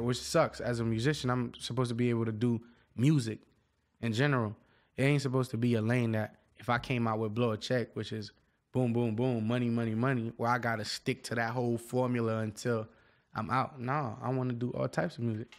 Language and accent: English; Miami, Florida, United States; I'm from Dade County